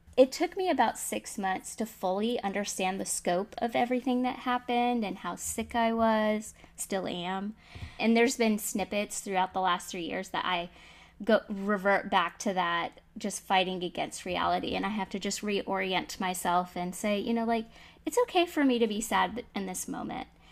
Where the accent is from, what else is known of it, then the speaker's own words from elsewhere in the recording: Florida, United States; I'm from Florida